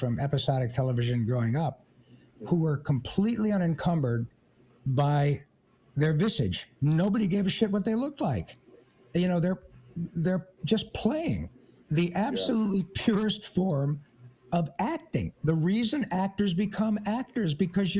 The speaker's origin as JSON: {"language": "English", "region": "Michigan", "country": "United States", "moved": "yes", "lives_now": "Agoura Hills, United States", "said": "I'm from Michigan originally"}